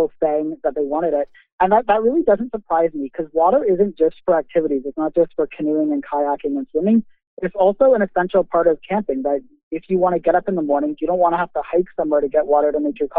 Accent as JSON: {"language": "English", "town": "Toronto", "region": "Ontario", "country": "Canada", "said": "I'm from Toronto, so we don't get a lot of that pure, untouched wilderness"}